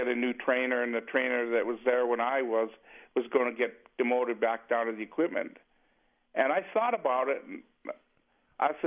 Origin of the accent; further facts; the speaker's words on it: Canada; moved away as an adult; being a Canadian